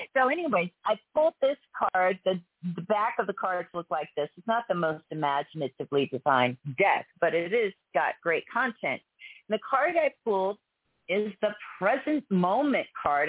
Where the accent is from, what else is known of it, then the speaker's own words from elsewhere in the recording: Pittsburgh, Pennsylvania, United States; now in Texas, United States; I grew up in Pittsburgh